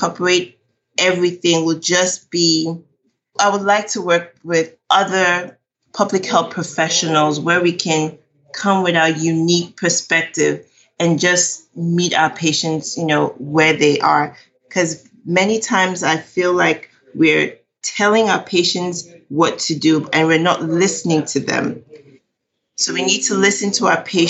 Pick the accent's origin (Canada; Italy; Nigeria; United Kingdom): Nigeria; now in Texas, United States; I'm Nigerian